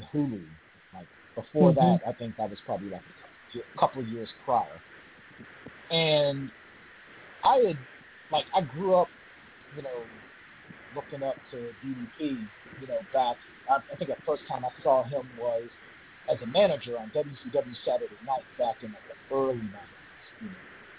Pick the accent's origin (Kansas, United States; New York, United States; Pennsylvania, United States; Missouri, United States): Pennsylvania, United States; Pittsburgh; moved away as an adult; I came back to my hometown, came back to the 412, Pittsburgh, Pennsylvania